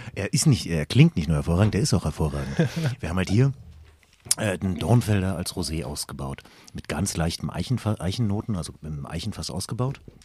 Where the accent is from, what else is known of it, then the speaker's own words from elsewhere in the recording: Berlin, Germany; Wir kommen halt beide aus Berlin